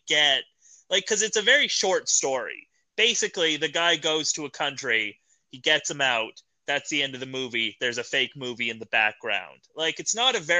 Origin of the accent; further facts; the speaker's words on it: Canada; As a Canadian